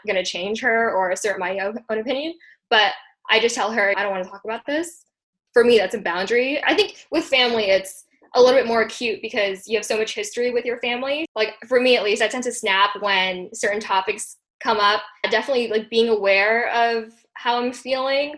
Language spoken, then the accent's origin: English; Hawaii, United States; also born or lived in India; my family and I immigrated from India when I was 5 years old. So we were first generation immigrants in Hawaii